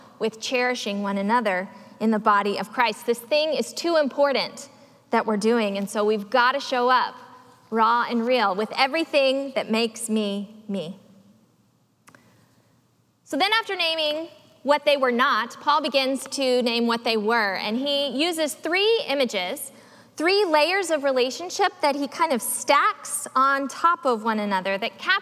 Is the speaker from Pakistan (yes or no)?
no; the South, United States; As a young girl growing up in the South